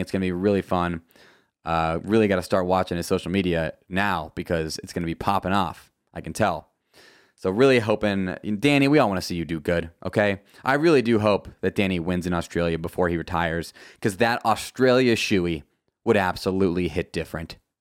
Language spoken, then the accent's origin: English; United States; As an American